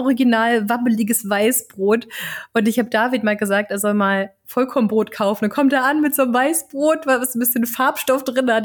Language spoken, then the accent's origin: German; Germany; als Deutsche